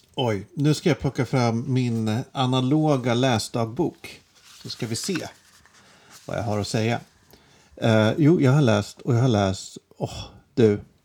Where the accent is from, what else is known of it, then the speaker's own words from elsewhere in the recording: Järfälla, Stockholm County, Sweden; Jag kommer ju inte från Stockholm egentligen. Jag kommer från Jakobsberg